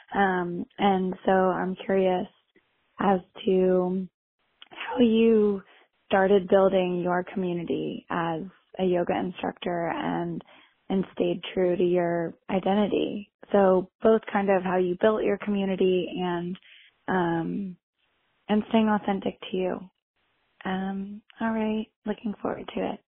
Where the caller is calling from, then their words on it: New York City, New York, United States; I am calling in from Brooklyn, New York